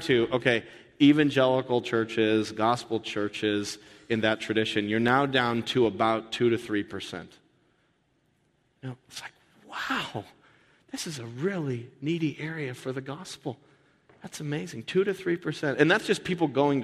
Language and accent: English; United States; as an American